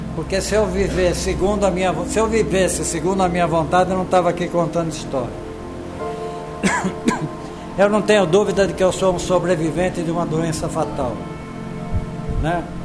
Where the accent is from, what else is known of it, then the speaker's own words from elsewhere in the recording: São Paulo, Brazil; moved away as an adult; sou de São Paulo